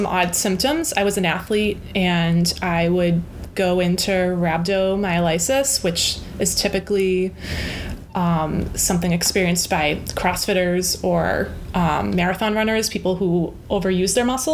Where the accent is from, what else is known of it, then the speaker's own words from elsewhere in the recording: Weymouth, Massachusetts, United States; moved away as an adult; also born or lived in California; I grew up in the South Shore in Weymouth, Mass.